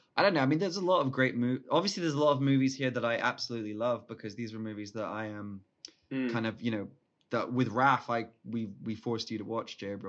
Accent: Singapore; now in United Kingdom; two people I grew up with in Singapore

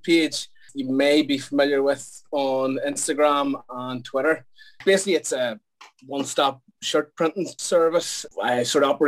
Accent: Belfast, Northern Ireland, United Kingdom; I'm from Belfast, in case the accent hasn't told you that yet.

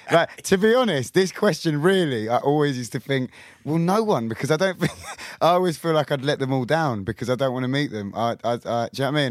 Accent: Kingston, London, United Kingdom; we had a McCluskey's in Kingston where I'm from

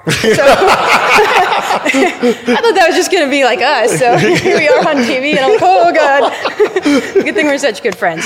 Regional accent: Montana, United States; also born or lived in Rome / Vermont / Chicago / California; now in Walla Walla, United States; I'm from Montana, not that far away originally

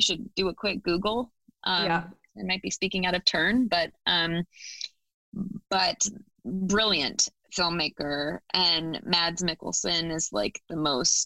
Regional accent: Fort Collins, Colorado, United States; moved away; I grew up in Fort Collins, Colorado, which is like a medium-sized town north of Denver, Colorado

